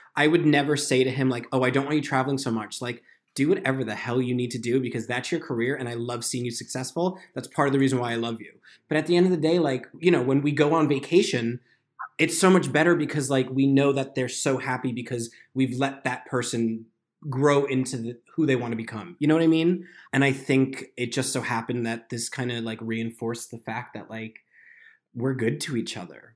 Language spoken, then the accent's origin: English; New York, United States; now in Los Angeles, United States; I'm from New York. We live in L